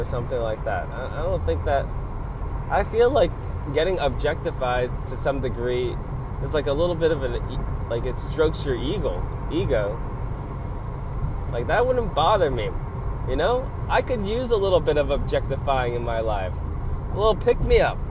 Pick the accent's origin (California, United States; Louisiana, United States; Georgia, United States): California, United States; Los Angeles; I'm from, like, East LA. Like, I'm not from Hollywood, but I'm from East LA, like, from basically this area.